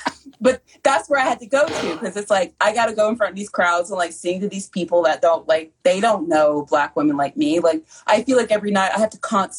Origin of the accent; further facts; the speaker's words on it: Southern United States, United States; I grew up in the South and I have internalized white supremacy.